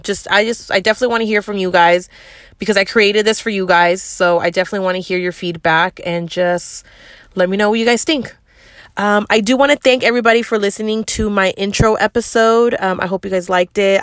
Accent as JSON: {"language": "English", "area": "the Bay Area", "region": "California", "country": "United States", "said": "I'm from the Bay, and that's how we talk out here"}